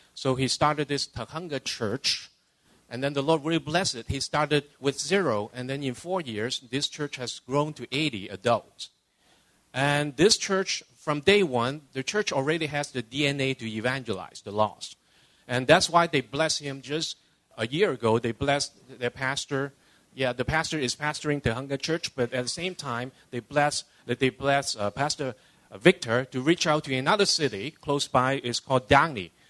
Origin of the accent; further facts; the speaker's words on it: Hong Kong; also born or lived in Canada / California; now in Los Angeles, United States; I was born and raised in Hong Kong, uh, immigrated to Canada in 78. 20 years ago, uh, moved down to California